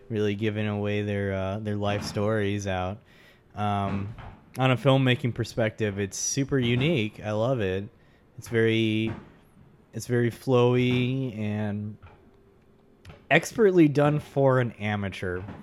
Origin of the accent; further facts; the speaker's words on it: Texas, United States; I grew up in Texas as well. I, I've been in Texas most of my life